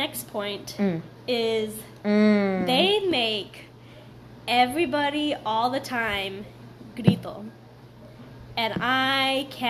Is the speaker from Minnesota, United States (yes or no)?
no; Laredo, Texas, United States; I'm from Laredo, a border town right next to Mexico.